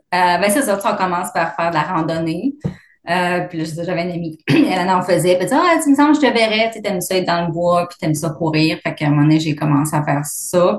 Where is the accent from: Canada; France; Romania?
Canada; Abitibi, Quebec; moved away as an adult; also born or lived in Vancouver / Fort McMurray; now in Calgary, Canada; je suis originaire de la labitibi